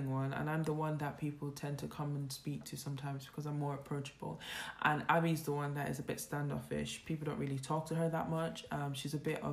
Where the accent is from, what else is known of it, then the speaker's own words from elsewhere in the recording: Ireland; I'm from Ireland